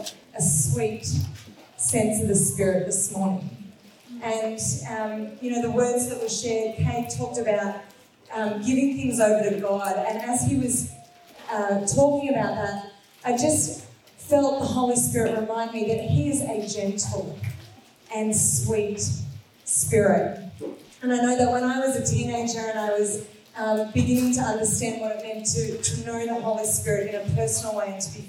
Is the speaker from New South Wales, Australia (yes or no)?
no; Canberra, Australian Capital Territory, Australia; moved away as an adult; now in Izmir, Turkey; We live in Izmir on the west coast of Turkey in the Middle East. We are from Canberra.